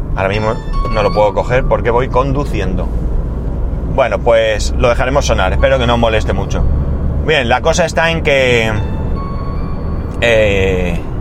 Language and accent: Spanish; Alicante, Valencian Community, Spain; yo recuerdo de pequeño que en Alicante estaba el tranvía, el tranvía recorría toda la ciudad